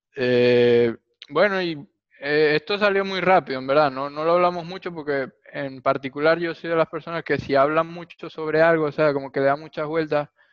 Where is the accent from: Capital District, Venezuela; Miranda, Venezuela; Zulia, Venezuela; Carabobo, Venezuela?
Zulia, Venezuela; Maracaibo; los dos somos de Maracaibo